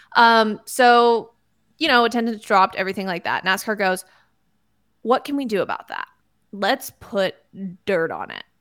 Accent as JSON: {"language": "English", "country": "United States", "said": "I am one of the geographically challenged Americans."}